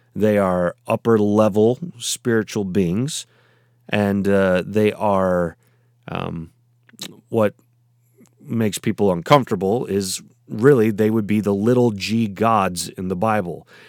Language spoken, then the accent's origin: English; United States; I'm in, uh, America and therefore, uh, in the United States